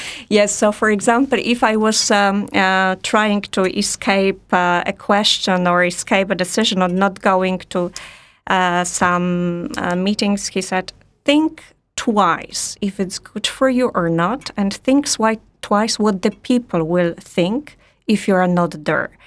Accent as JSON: {"language": "English", "country": "Poland", "also_born_or_lived": "Warsaw / France", "said": "I'm Polish"}